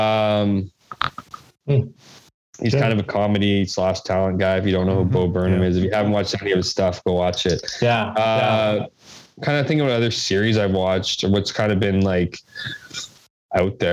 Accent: Winnipeg, Manitoba, Canada; also born or lived in Ottawa; I grew up in Westwood

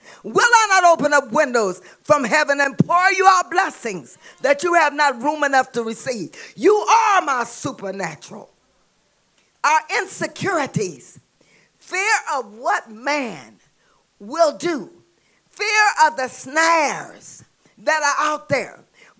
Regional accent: the South, United States; I'm from the South.

